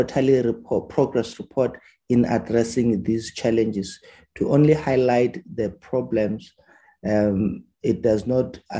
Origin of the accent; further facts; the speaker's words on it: Ekurhuleni, Gauteng, South Africa; I am from Ekuruleni Fosloras